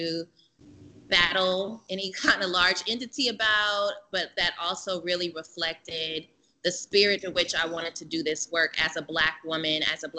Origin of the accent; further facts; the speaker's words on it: Oakland, California, United States; I was born and raised here in Oakland